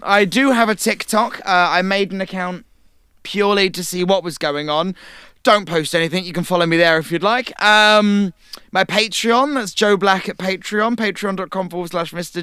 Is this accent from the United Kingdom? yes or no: yes; Cornwall, South West England, United Kingdom; Me, uh, Cornwall.